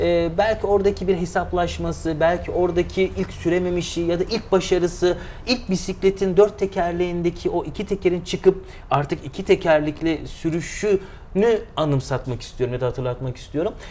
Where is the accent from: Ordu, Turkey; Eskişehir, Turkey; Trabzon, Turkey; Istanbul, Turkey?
Eskişehir, Turkey; moved away as an adult; also born or lived in Aydın / İzmir; 1987 Eskişehir doğumluyum e, tüm eğitim, öğretimi Eskişehir'de tamamladım.